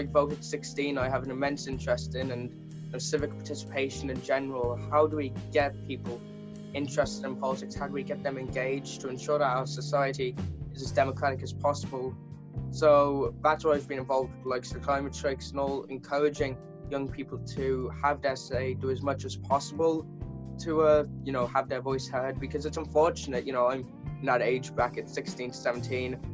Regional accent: Kildare, Leinster, Ireland; I'm from Kildare, we're the third youngest county in the country

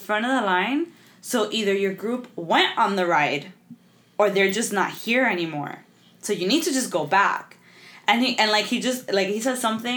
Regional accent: Miami, Florida, United States; we're from Miami.

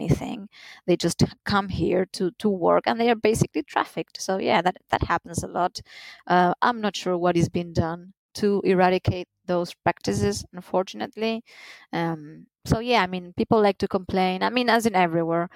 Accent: Argentina

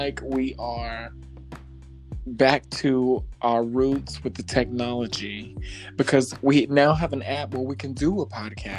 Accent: Leland, North Carolina, United States; Repping for the hometown

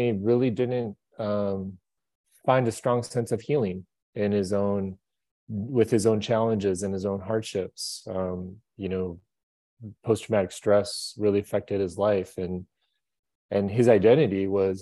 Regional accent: Minneapolis, Minnesota, United States; I grew up in Minneapolis, Minnesota

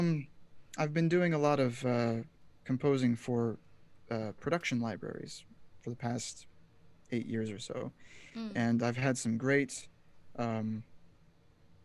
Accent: Portland suburb, Pacific Northwest, Oregon, United States; moved away as an adult; also born or lived in Provo, Utah; I grew up in the Pacific Northwest in a Portland suburb

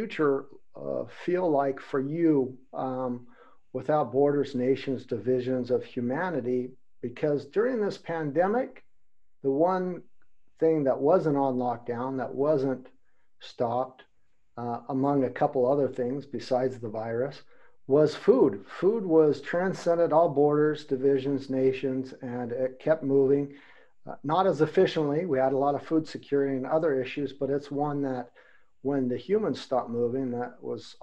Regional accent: United States; now in Germany; I'm in Germany. I'm from America

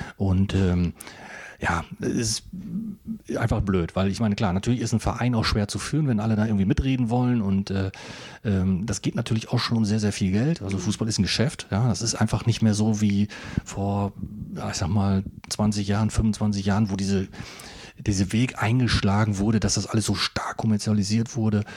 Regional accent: northern Osnabrück district, Lower Saxony, Germany; ich komme aus dem Nordkreis

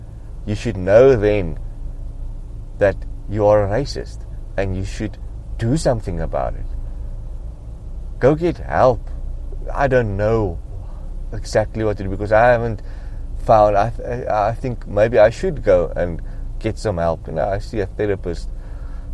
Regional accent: South Africa; I am from South Africa

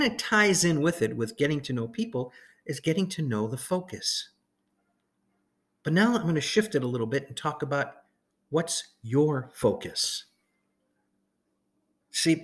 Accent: Chicago, Illinois, United States; when I was a kid growing up in Chicago

